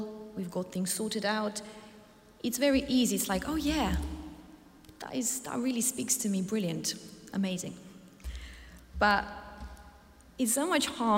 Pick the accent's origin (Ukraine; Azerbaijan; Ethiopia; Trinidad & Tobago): Ukraine; moved away; I come from a country called Ukraine, and I love my home. But at one point 8 years ago, I lost my home, and I had to flee my hometown